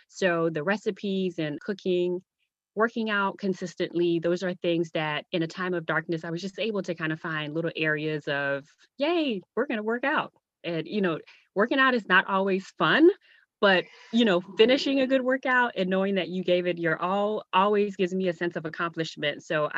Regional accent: U.S. Virgin Islands; now in Virginia, United States; So I'm originally from the Virgin Islands. Now I live in Virginia with my husband, two kids, and a dog.

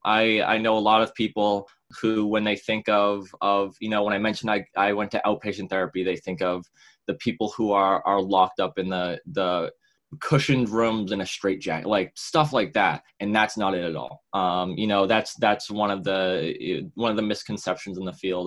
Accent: Woburn, Massachusetts, United States; I'm from Woburn, Massachusetts.

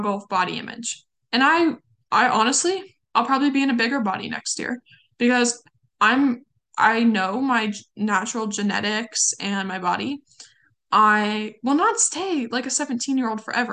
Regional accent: California, United States; You can tell I'm from California. I say you guys all the time

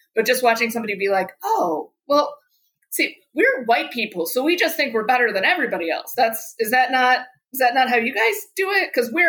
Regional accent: United States; And this is part of not just being white, but also being American. And we are extremely insular

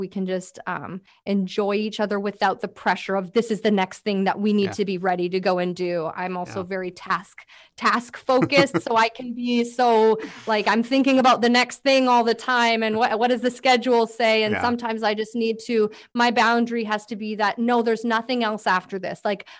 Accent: Langley, British Columbia, Canada; I'm from Langley, by the way. I live in Langley.

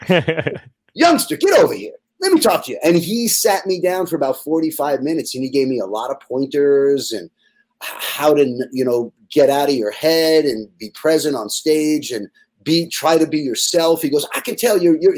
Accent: Jericho, New York, United States; I was from Jericho on Long Island

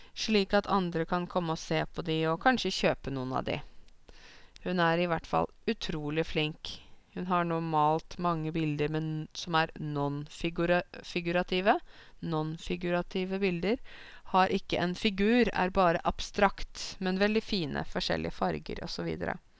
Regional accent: Norway; jeg er norsk

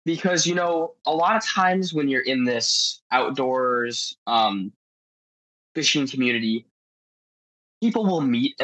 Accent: Marco Island, Florida, United States; I'm from Marco Island, Florida, born and raised, one of the few that can say that.

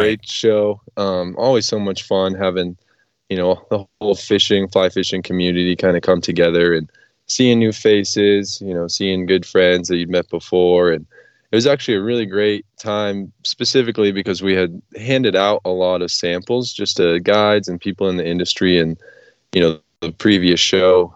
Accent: New Hampshire, United States; moved away; where I grew up in New Hampshire

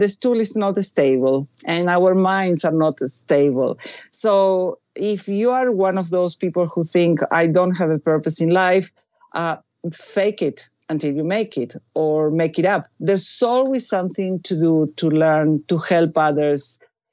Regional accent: Buenos Aires, Argentina; moved away; I was raised Catholic. I went to a Catholic school. I come from Buenos Aires, Argentina

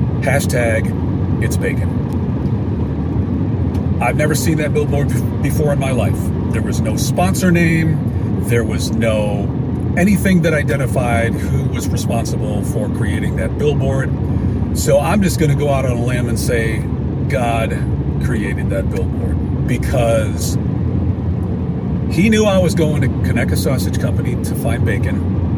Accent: Alabaster, Alabama, United States; from Alabaster, Alabama. Can't you tell by my accent?

